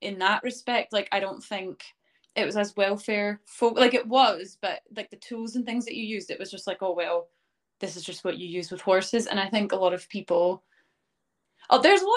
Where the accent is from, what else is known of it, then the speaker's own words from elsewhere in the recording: Canada; moved away as an adult; now in Scotland, United Kingdom; I am originally from Canada, and I moved to Scotland to start a career in teaching